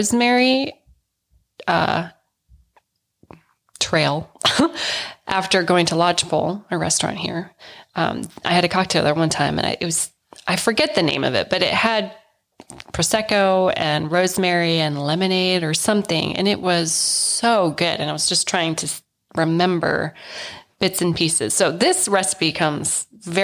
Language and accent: English; United States; I am very American.